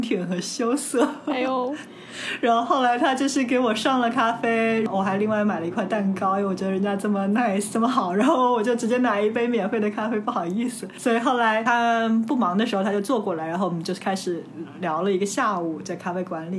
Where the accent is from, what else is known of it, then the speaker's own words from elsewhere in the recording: China; 我说中国来的，我说中国人